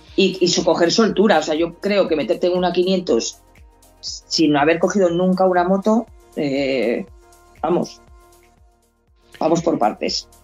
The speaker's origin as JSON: {"language": "Spanish", "country": "Spain", "said": "yo soy española"}